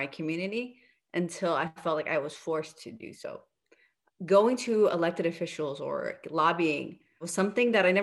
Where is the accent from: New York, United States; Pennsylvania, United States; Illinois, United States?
New York, United States; New York City; I came from the Bronx, New York